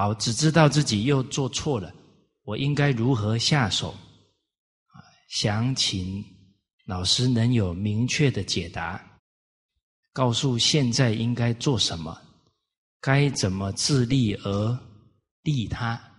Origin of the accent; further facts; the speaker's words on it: Kaohsiung, Taiwan; 我小时候也是在高雄市长大，啊，在一个大都会里面